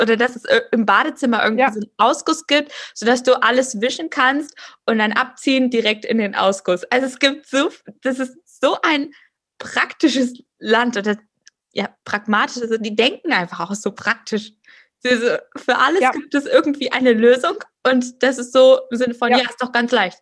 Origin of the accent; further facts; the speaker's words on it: Germany; also born or lived in Finland; als Deutsche in Finnland